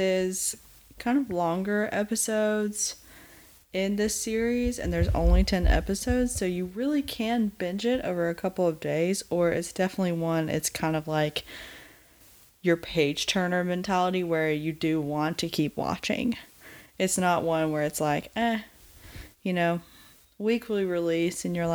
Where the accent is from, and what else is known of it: the American South, United States